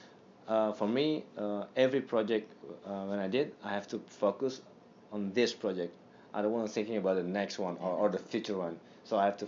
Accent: Indonesia; I'm from Indonesia

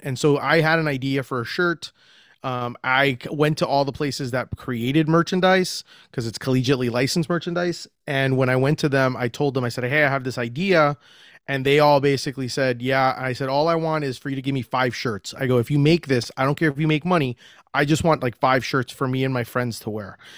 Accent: Orlando, Florida, United States; I was from Orlando

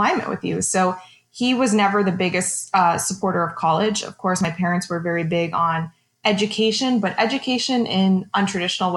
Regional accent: South Florida, United States; growing up in South Florida

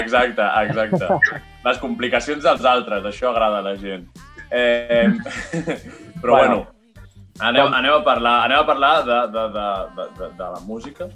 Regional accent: Santa Perpètua de Mogoda, Catalonia, Spain; nosaltres som de Santa Perpètua

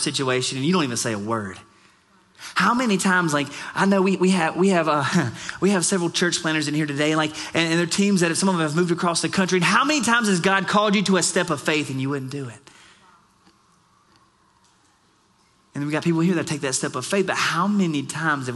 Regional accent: Florida, United States; also born or lived in South Alabama; now in Arizona, United States; I'm from the Southeast, so Florida

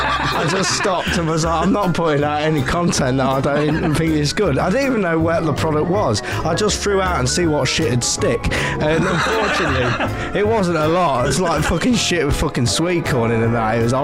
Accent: Nottingham, East Midlands, United Kingdom; I'm from Nottingham.

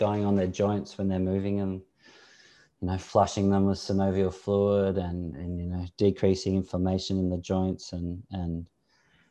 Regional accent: Sydney, New South Wales, Australia; moved away as an adult; also born or lived in England / Italy; I grew up in Sydney

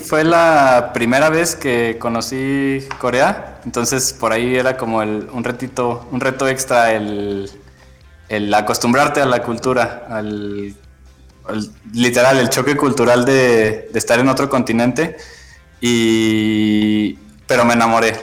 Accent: Mexico; éramos puros mexicanos

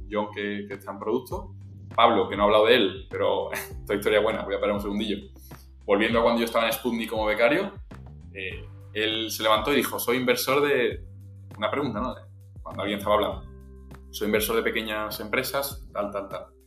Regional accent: Seville, Andalusia, Spain; soy sevillano, estoy estudiando en la Universidad de Sevilla

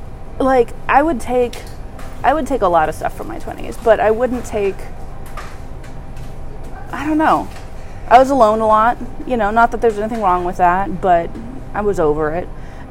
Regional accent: Ojai, California, United States; I grew up in Southern California.

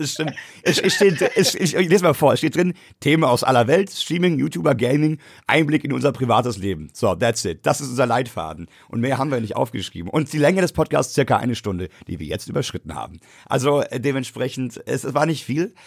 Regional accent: Frankfurt area, Hesse, Germany; also born or lived in United States; ich kenne es jetzt von Frankfurt beispielsweise, ich komme aus der Gegend

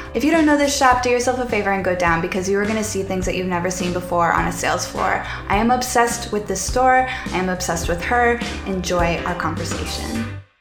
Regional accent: Indiana, United States; now in New York City, United States; I'm a transplant from Indiana.

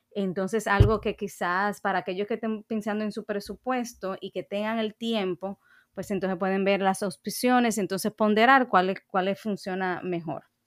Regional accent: Dominican Republic; yo misma como dominicana

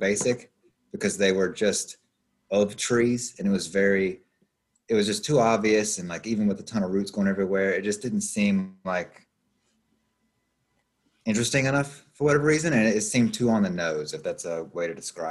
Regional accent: Appalachian Mountains, United States; moved away as an adult; I'm basically from the Appalachian Mountains, and I moved here when I was 20, and I'm 37 now

